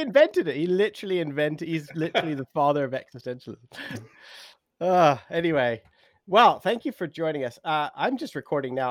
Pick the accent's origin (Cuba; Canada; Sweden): Canada; Three Hills, Alberta; moved away as an adult; now in West Sussex, United Kingdom; I grew up in Three Hills, Alberta